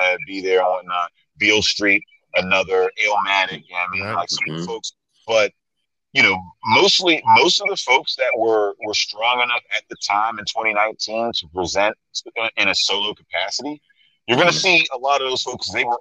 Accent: Chicago, Illinois, United States; I'm from Chicago

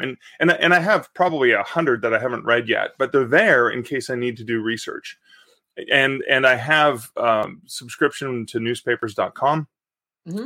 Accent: Canada; I am a Canadian author

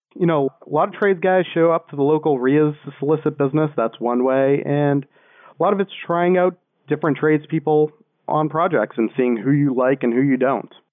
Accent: Boston, Massachusetts, United States; moved away; I'm originally from Boston

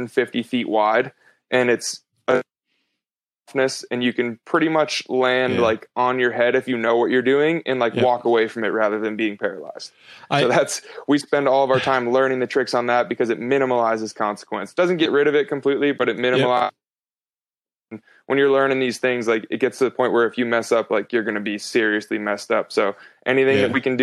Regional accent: East Coast, United States; now in West Coast, United States; where I grew up on the East Coast.

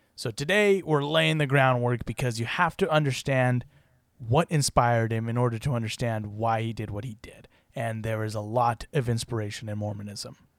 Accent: Utah, United States; My home state is, of course, Utah

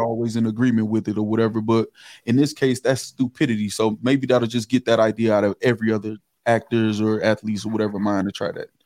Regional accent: River Rouge, Michigan, United States; I, I, am from Michigan. I'm from River Rouge, Michigan.

